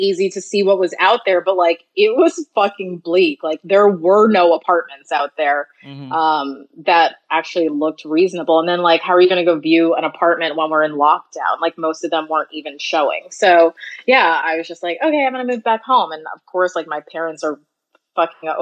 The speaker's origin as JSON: {"language": "English", "region": "New York", "country": "United States", "said": "I'm from New York, my parents are here"}